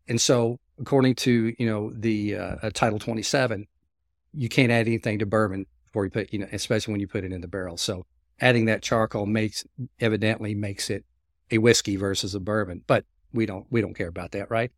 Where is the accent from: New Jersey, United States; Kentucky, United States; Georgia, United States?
Kentucky, United States; I was born and raised in Kentucky